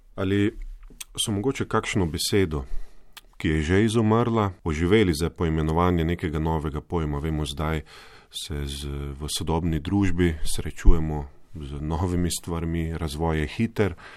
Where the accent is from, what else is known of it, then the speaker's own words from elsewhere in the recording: Slovenia; Slovenci smo